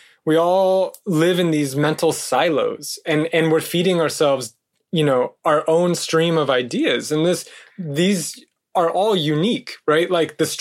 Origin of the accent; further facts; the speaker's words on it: California, United States; I'm from California.